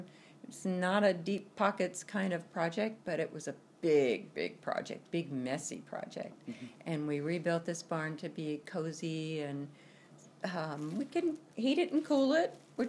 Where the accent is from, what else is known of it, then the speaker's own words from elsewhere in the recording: New Jersey, United States; born there; now in Kansas, United States; I was born in New Jersey and lived all over the country, different places, different times, and ended up in Kansas